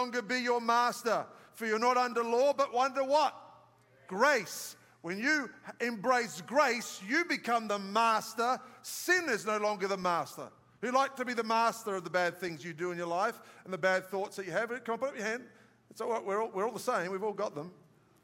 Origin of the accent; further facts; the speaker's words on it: Australia; moved away; I'm from Australia where the big white pointers are